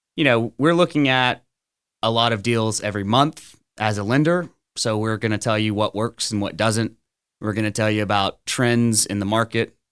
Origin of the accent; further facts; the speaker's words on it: Orange, Texas, United States; Born and raised in Orange, Texas